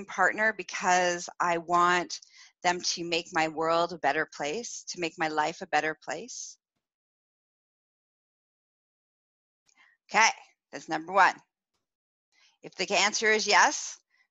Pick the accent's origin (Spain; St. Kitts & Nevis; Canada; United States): Canada; I'm Canadian.